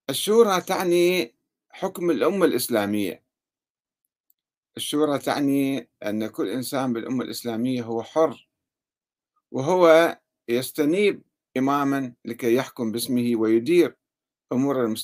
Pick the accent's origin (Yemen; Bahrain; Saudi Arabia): Yemen; عندنا في اليمن أيضا هناك جمهورية يمنية يؤمن بها الزيدية عموما